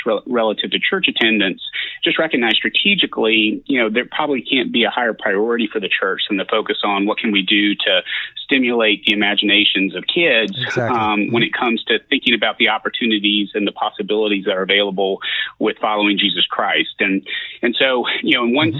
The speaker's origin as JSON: {"language": "English", "area": "south of Lexington", "region": "Central Kentucky", "country": "United States", "tie": "born or raised there", "moved": "as an adult", "said": "I grew up in Central Kentucky, just south of Lexington"}